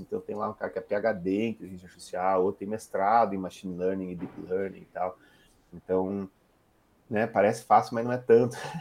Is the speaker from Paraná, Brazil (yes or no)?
yes; Curitiba, Paraná, Brazil; also born or lived in Rio Grande do Sul / Santa Catarina / United States / Germany; eu sou um gaúcho de Curitiba, né? Nasci no Rio Grande do Sul, mas morei minha vida inteira em Curitiba